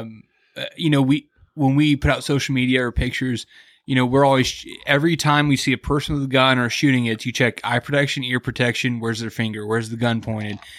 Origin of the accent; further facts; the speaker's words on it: Kansas City, United States; I grew up in Kansas City